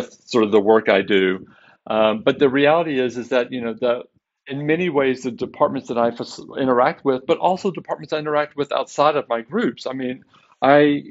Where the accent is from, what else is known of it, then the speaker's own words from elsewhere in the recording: Waco, Texas, United States; now in Seattle, United States; born and raised in Waco